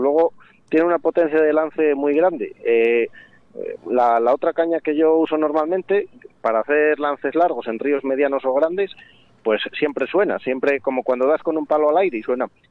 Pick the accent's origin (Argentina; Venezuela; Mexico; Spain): Spain; Castile and León